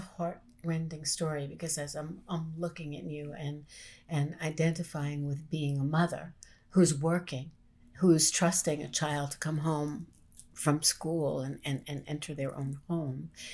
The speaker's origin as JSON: {"language": "English", "town": "New York City", "region": "New York", "country": "United States", "said": "as a New Yorker present, um, in New York during nine eleven"}